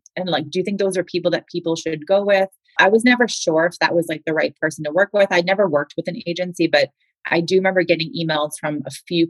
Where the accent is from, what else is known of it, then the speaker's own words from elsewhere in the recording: Boston, Massachusetts, United States; I'm a Northeaster too. I'm from Boston.